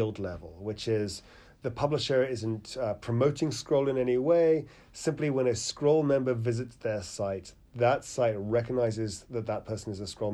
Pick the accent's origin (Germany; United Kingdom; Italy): United Kingdom; accent: British; you can tell about the UK from my accent